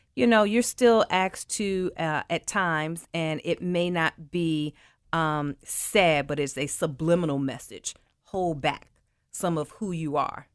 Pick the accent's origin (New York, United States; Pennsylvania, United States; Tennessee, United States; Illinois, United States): Tennessee, United States; Memphis; born and raised in Memphis